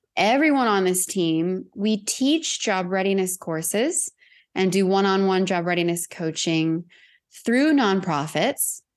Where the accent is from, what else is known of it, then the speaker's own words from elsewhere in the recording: Southern California, United States; moved away as an adult; I was born and raised in Southern California. and lived in my hometown until I left in twenty twenty